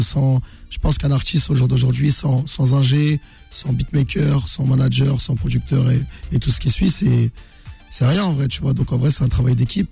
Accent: Meaux, Île-de-France, France; je suis originaire de Meaux, dans le 77

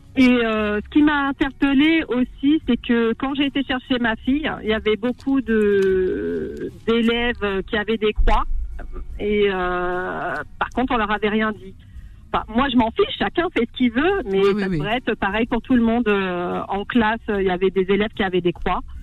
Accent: France; je suis française

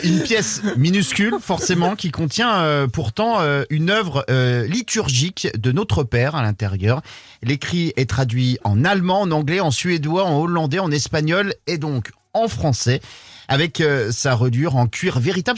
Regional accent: Brittany, France; chez nous en Bretagne

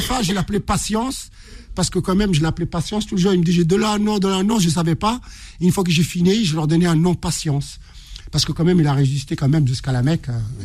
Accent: Morocco; moved away; je suis marocain

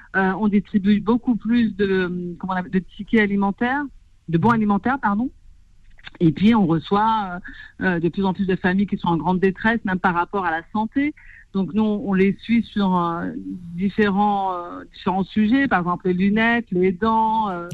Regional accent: Clichy-sous-Bois, Île-de-France, France; born or raised there

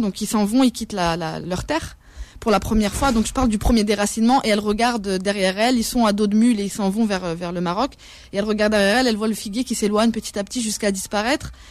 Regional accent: France; je suis une citoyenne française

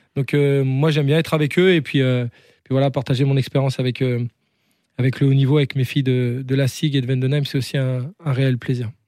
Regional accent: the Nord, Hauts-de-France, France; moved away; also born or lived in Strasbourg / Spain; je viens du Nord

